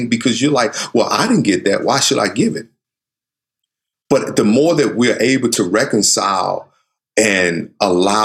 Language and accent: English; the South, United States; I grew up in the South where, you know, I have a sister who's light skinned